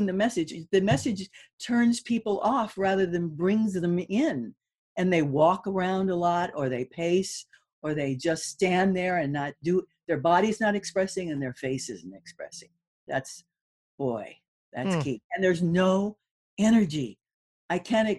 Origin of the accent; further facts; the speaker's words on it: Malibu, California, United States; also born or lived in Hollywood, California; I was born in Hollywood, for goodness sakes. Mm. And then I grew up in Malibu.